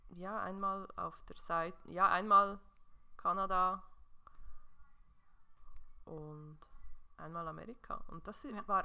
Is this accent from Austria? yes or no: no; Switzerland; Ah, ich weiß ja, dass man zwischendurch mit gewisser Outdoor-Kleidung als Schweizer, Schweizerin entdeckt wird